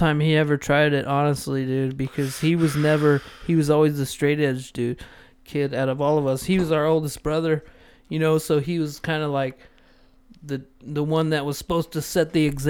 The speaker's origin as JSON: {"language": "English", "region": "Southern California", "country": "United States", "tie": "born or raised there", "moved": "yes", "said": "we grew up in Southern California"}